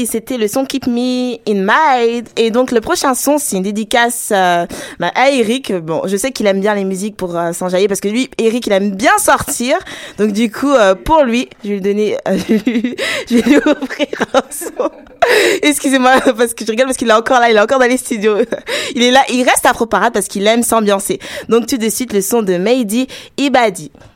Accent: Togo; also born or lived in Ghana; je suis togolaise, mais je suis aussi ghanéenne.

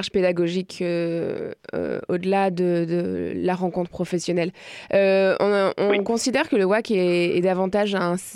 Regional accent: Magdalen Islands, Quebec, Canada; Je viens des de la Madeleine.

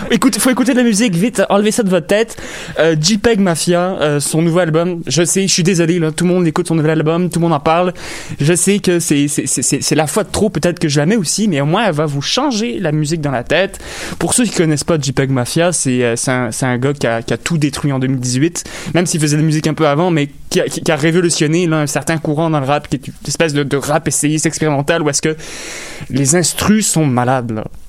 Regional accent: Longueuil, Quebec, Canada; also born or lived in LaSalle, Montreal; je suis né à La Salle. J'ai grandi à Longueuil.

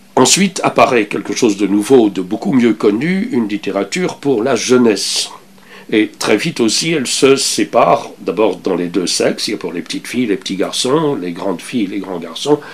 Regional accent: Belgium; moved away as an adult; now in Canada; j'ai quitté la Belgique un peu comme enfin, je, l'ai quitté sans vouloir me retourner en arrière. Euh, je n'attendais rien. Je suis arrivé. Euh, je suis arrivé au Canada

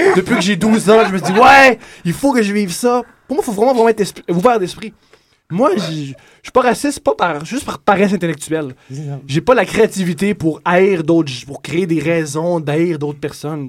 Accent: Quebec, Canada; je suis à Sainte-Martine, je suis québécois

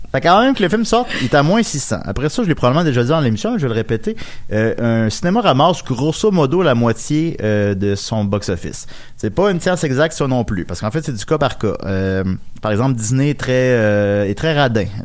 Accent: Quebec City, Quebec, Canada; Ben, je viens de Québec.

